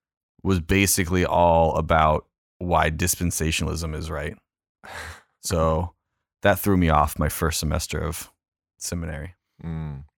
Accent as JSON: {"language": "English", "region": "California", "country": "United States", "tie": "born or raised there", "said": "Yeah, I did. I grew up in Orange County, grew up in a Lutheran church."}